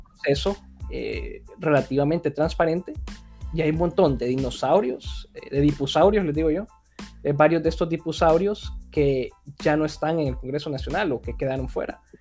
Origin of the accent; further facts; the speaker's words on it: Honduras; yo pues como hondureño